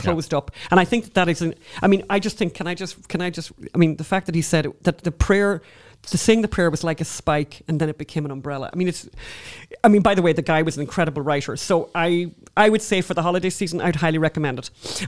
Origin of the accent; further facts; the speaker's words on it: Ireland; we're obviously Irish